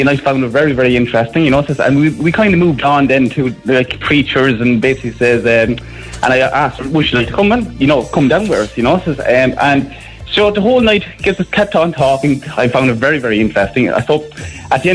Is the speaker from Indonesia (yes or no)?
no; Carlow, Ireland; moved away as an adult; also born or lived in Cork; I'm originally from Carlow myself